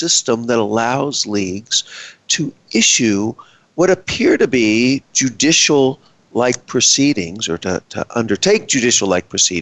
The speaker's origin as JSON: {"language": "English", "region": "Texas", "country": "United States", "said": "I am from Texas"}